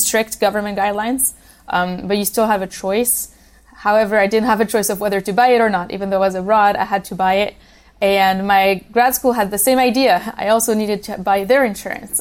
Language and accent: English; Switzerland; now in United States; I grew up in Switzerland.